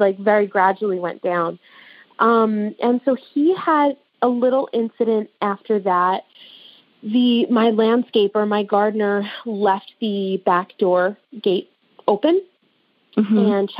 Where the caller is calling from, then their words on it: New York, United States; I'm calling in from New York, just outside the city.